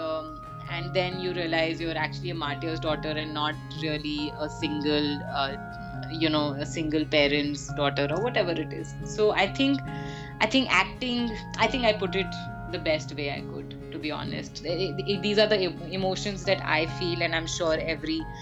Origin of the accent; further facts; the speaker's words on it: Delhi, India; also born or lived in Cardiff, Wales; Delhi was like Delhi, as we all know. I've spent most of my childhood there